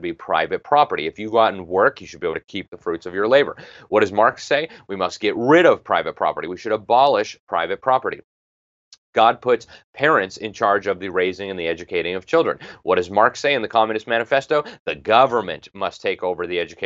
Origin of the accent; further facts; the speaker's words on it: Miami, Florida, United States; I come from Miami